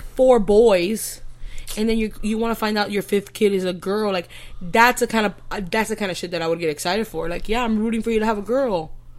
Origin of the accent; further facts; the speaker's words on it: Miami, Florida, United States; now in Southern Alabama, United States; I'm in my early 30s. Yeah. I'm from Miami, Florida. Originally. Forcefully brought to Southern Alabama.